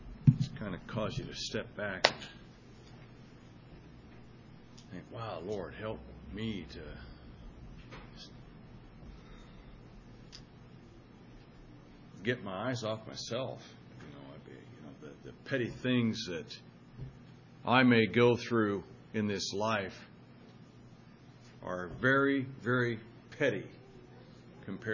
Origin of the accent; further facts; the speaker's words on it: Madras, Oregon, United States; moved away; also born or lived in Wyoming; my hometown of Madras